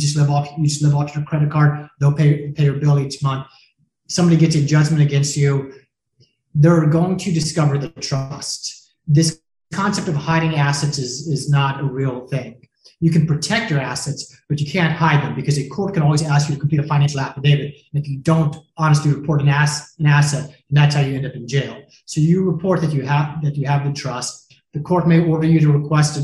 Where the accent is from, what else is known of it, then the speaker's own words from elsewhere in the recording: Jacksonville, Florida, United States; moved away as an adult; also born or lived in Denver, Colorado; now in Miami Beach, United States; I'm originally from Jacksonville, Florida